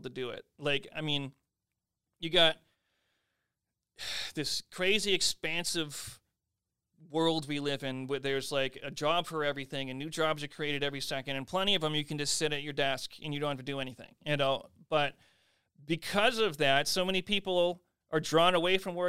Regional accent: Carver, Massachusetts, United States; I grew up in Carver

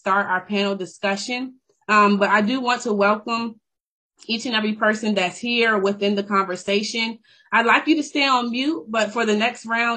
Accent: Richmond, Virginia, United States; moved away as an adult; now in Anchorage, United States; I'm from Richmond, Virginia, born and raised

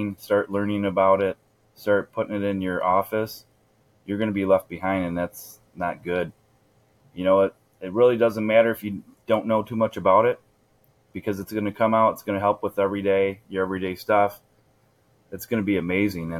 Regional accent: Michigan, United States; I'm from Michigan, you know, it's called the Mitten State

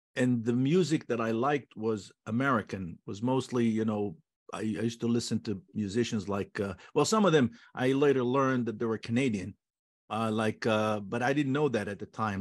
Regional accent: Holon, Tel Aviv District, Israel; English is a second language; moved away as an adult; also born or lived in Jaffa / New York; we were raised in the city of Cholon, which was a southern suburb of Tel Aviv. I was born in Yafo, Jaffa.

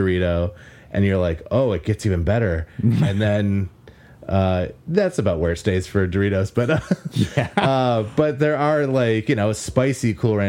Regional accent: Wisconsin, United States; Like, I'm from the Northeast, like, Wisconsin area

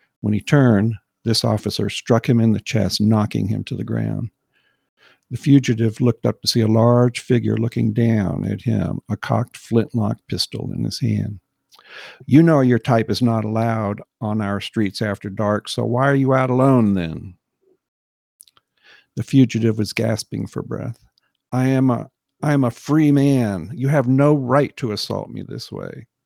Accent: United States; as an American

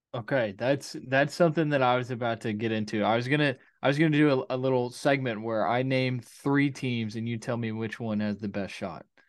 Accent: Conway, Arkansas, United States; I'm from Conway

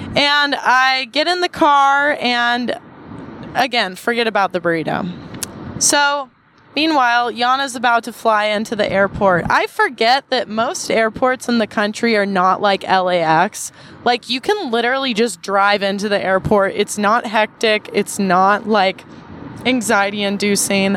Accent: Southern California, United States; being from SoCal

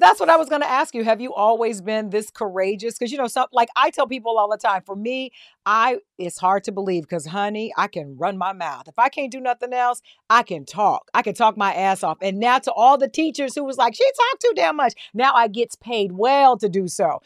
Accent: Ottawa, Tennessee, United States; I'm a country girl. I come from Ottawa, Tennessee, right outside of Chattanooga, right outside of Nashville, raised on a farm

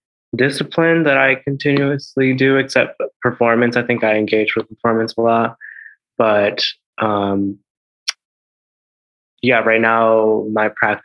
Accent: Milwaukee, Wisconsin, United States; also born or lived in San Juan, Puerto Rico; I was born in San Juan, Puerto Rico, and I was raised there for a while, and then my family moved to Milwaukee, Wisconsin, and there, I grew up a lot in like middle school and high school

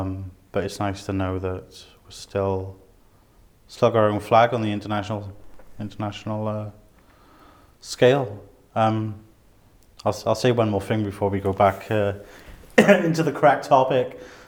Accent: South Wales, United Kingdom; Me being a person from South Wales

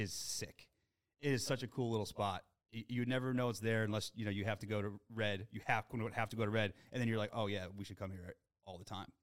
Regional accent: Springfield, Massachusetts, United States; I grew up in Western Massachusetts in Springfield

